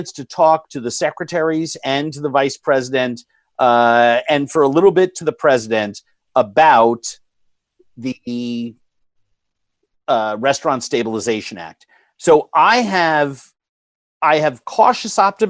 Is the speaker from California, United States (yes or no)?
no; New York, United States; Growing up in New York in a very progressive family